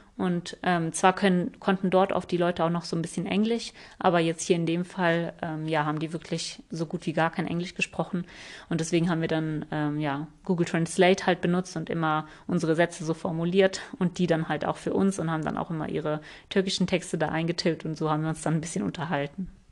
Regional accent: Germany; wir sind aus Deutschland

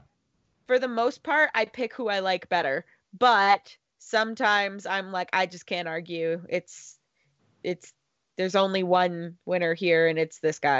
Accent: Canada; I'm Canadian.

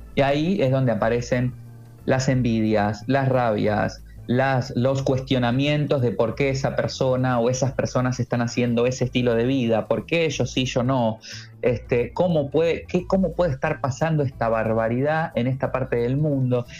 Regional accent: Argentina; now in Murcia, Spain; yo soy argentino, que yo vivo en Murcia

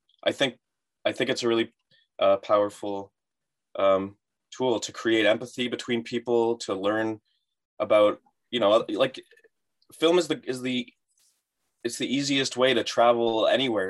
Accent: Vaughan, Ontario, Canada; I was from Vaughan

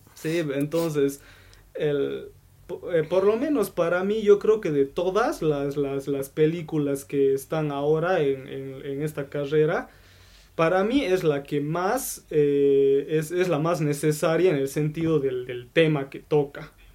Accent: Bolivia; aquí yo soy el único de Bolivia

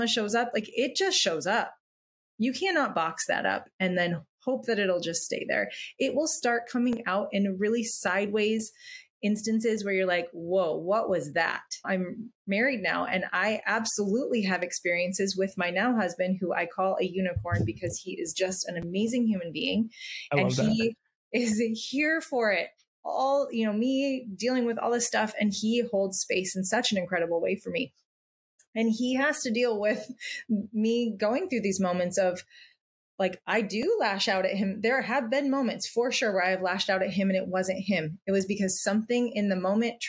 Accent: Midwest, United States; now in California, United States; I grew up in the Midwest

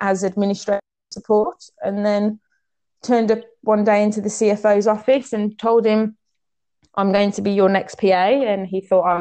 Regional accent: English Cypriot, England, United Kingdom; I'm pretty English Cypriot

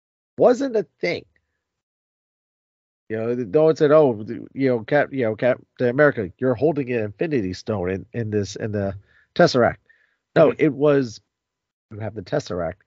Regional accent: New Jersey, United States; we're all from New Jersey

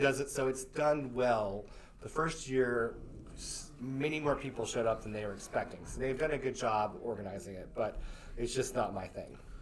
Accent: Nebraska, United States; now in Lexington, United States; I'm from Nebraska

